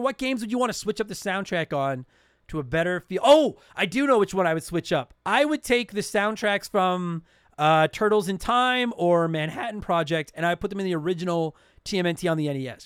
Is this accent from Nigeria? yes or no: no; Canada; I'm Canadian